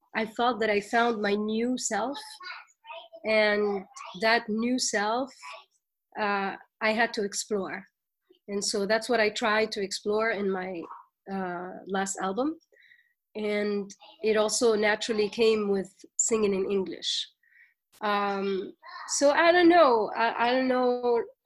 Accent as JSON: {"language": "English", "country": "Tunisia", "moved": "as an adult", "lives_now": "New York, United States", "said": "as young Tunisians and as young Arabs"}